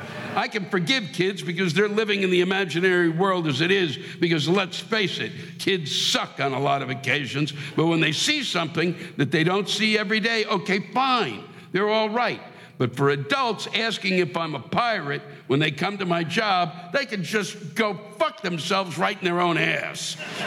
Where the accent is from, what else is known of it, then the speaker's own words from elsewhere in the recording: Norfolk, Virginia, United States; I come from Hampton Roads, the Norfolk, or for people that don't know where that is. We don't have any mass transit to speak of.